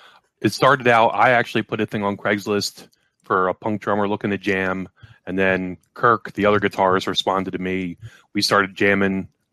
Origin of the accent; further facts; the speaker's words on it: Dover, Pennsylvania, United States; We're from Dover, PA.